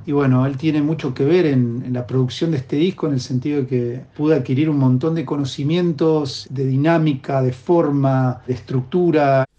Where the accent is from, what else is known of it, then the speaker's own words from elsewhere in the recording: La Pampa, Argentina; moved away as an adult; now in Buenos Aires, Argentina; nací en La Pampa